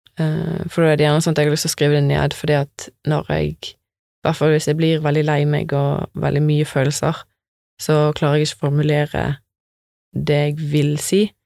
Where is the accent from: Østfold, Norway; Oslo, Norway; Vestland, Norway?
Vestland, Norway; Bømlo; moved away; der som jeg vokste opp, på Bømlo.